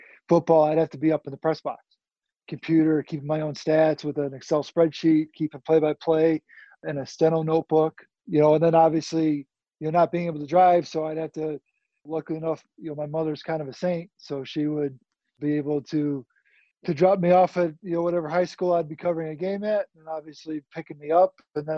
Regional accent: Naperville, Illinois, United States; grew up in Naperville. So unfortunately, I haven't really left town as much as I would like to.

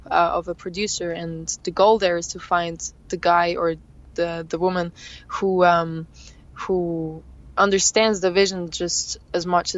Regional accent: Thun, Bern, Switzerland; My hometown is called Thun, and that's where I live, where I have my little studio and everything

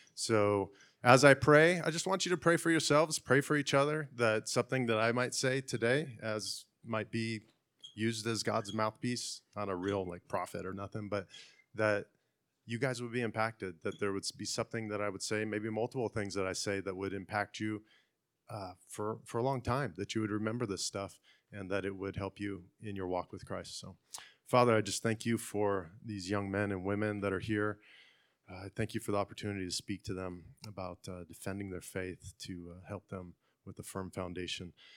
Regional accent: Fresno, California, United States; now in Clovis, United States; I'm from Fresno. I live in Clovis

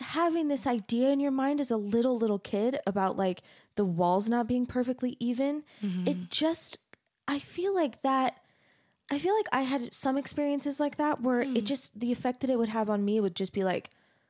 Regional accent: Phoenix, Arizona, United States; I grew up in Arizona, so.

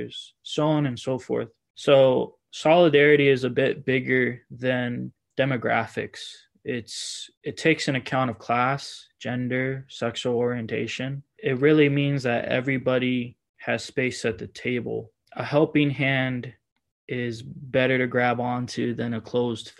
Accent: Miami, Florida, United States; also born or lived in Washington, D.C.; now in Portland, United States; I'm from Miami, Florida

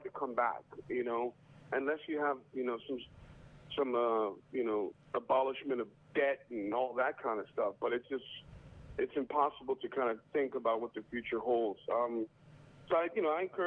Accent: El Paso, Texas, United States; moved away; my hometown of El Paso, Texas

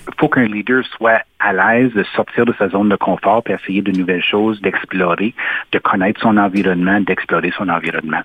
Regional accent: Sudbury, Ontario, Canada; also born or lived in Ottawa; je suis natif de Sudbury puis j'y habite encore

